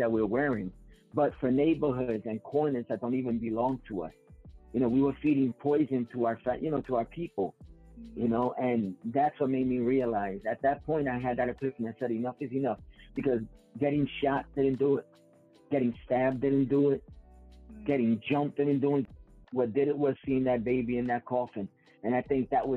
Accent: New York City, New York, United States; I grew up in the Mott Haven section of the South Bronx

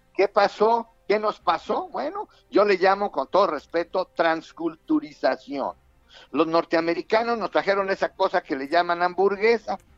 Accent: Mexico; los mexicanos

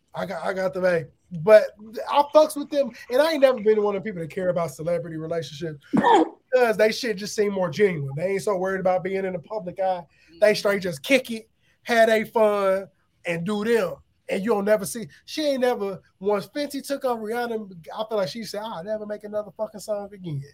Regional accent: Aurora, Illinois, United States; I grew up in the area, so I'm from Aurora, Illinois, which is 45 minutes from Chicago.

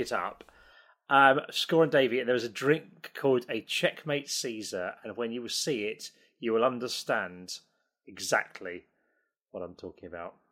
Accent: Isle of Sheppey, Kent, South East England, United Kingdom; I'm from the Isle of Sheppey in Kent

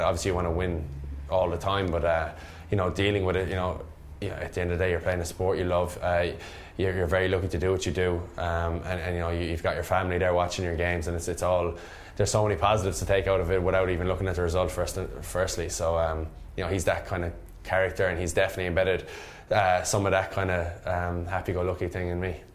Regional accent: Limerick, Munster, Ireland; I'm from Munster. I'm Munster man, Limerick man, and very proud of that.

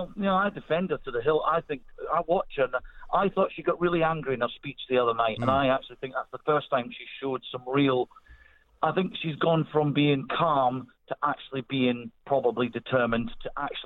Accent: Scottish Borders, Scotland, United Kingdom; being Scottish, remember, I'm in the Borders here

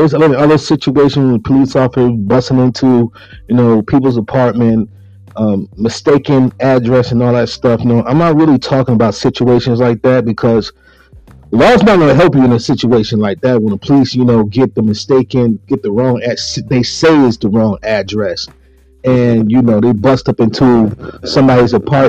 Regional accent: Buffalo, New York, United States; growing up in Buffalo, New York

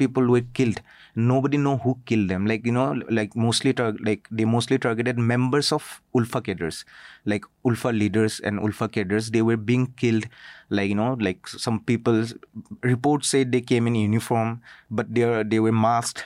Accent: Assam, India; I'm from Assam

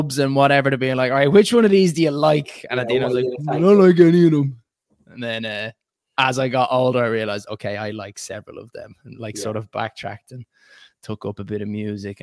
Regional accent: Ireland; moved away as an adult; now in England, United Kingdom; I was born in Ireland and I first went to Mount Temple School

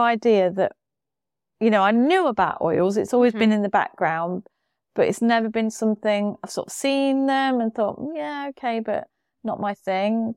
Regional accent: United Kingdom; we're very British.

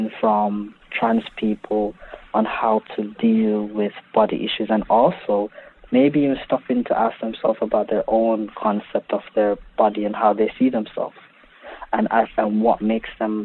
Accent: Montego Bay, Saint James, Jamaica; now in United Kingdom; When I was growing up in Jamaica

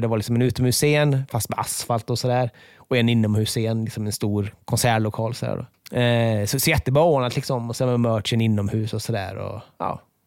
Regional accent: Borås, Västra Götaland, Sweden; moved away; jag är från Borås

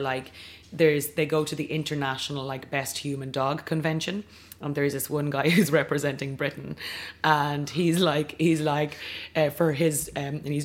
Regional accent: County Kildare, Ireland; I am from Kildare

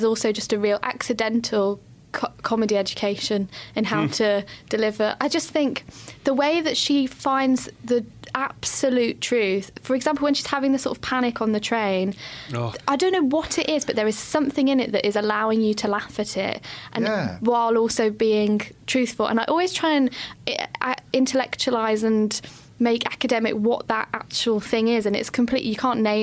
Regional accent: United Kingdom; as British people

